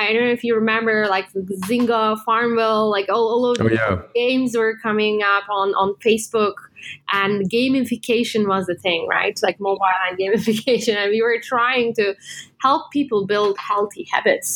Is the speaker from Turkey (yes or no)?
yes; Turkey; moved away as an adult; also born or lived in United States; now in Singapore; I was born and raised in Turkey. So I'm Turkish